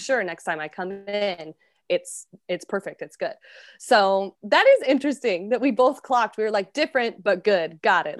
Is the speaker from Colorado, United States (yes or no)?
yes; Colorado, United States; now in New York City, United States; I'm from the States, originally from Colorado, and now I am based in New York City.